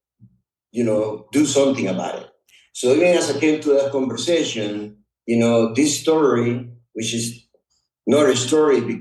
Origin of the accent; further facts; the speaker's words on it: Honduras; English is a second language; also born or lived in Texas, United States; now in United States; I'm a proud Honduran.